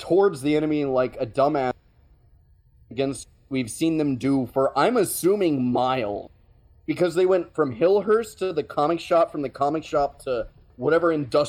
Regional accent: United States; We're American.

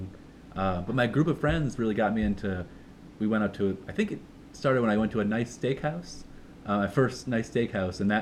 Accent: outside of Boston, Massachusetts, United States; moved away as an adult; now in New York City, United States; outside of Boston, closer to maybe 10 minutes from New Hampshire. And growing up

